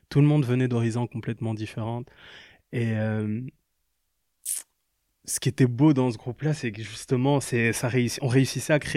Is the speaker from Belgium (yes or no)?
yes; Liège, Wallonia, Belgium; also born or lived in Kinshasa; Je viens de Liège et de Kinshasa.